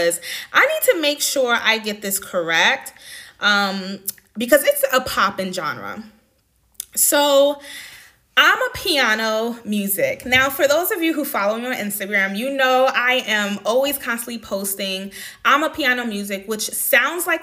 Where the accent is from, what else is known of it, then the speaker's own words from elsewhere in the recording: New York City, New York, United States; moved away as an adult; also born or lived in Washington, D.C. / Atlanta, Georgia; now in Netherlands; I grew up in Far Rockaway, Queens, New York City